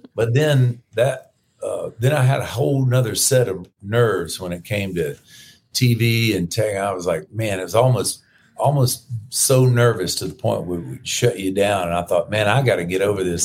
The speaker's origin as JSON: {"language": "English", "region": "Florida", "country": "United States", "said": "I'm from Florida"}